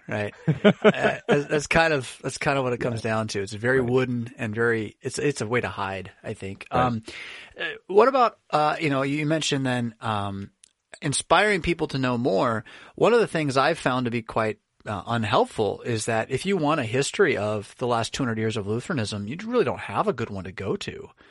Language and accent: English; United States; as an American